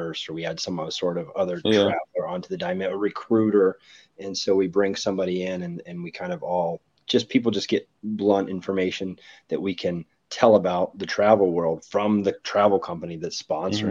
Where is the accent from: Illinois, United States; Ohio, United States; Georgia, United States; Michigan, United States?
Ohio, United States; I'm from Ohio.